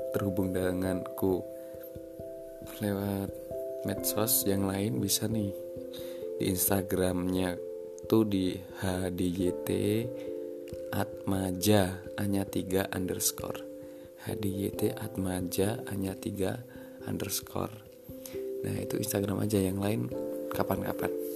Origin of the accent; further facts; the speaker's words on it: Temanggung, Central Java, Indonesia; aku asli dari Temanggung